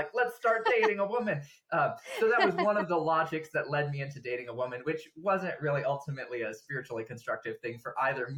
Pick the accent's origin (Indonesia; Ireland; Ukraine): Indonesia; Java; now in United States; Java from when I was 3 to when I was 18 years old. So a good solid 15 years. I have no memories of growing up in the States, just life in Indonesia.